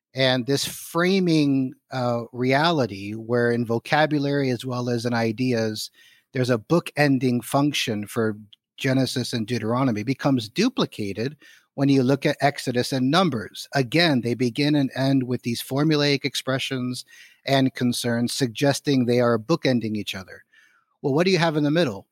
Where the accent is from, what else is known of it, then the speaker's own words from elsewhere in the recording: Miami, Florida, United States; moved away as an adult; also born or lived in Philadelphia / Edinburgh / Orlando / Cambridge; I grew up in Southwest Dade County in Miami, Florida, Cuban father, American mother